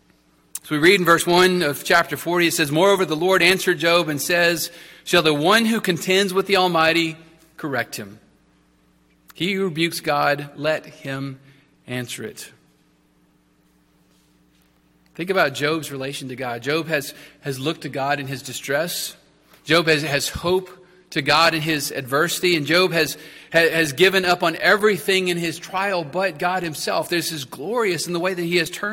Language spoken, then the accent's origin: English; Texas, United States; As a Texan, I got plenty of exposure to horses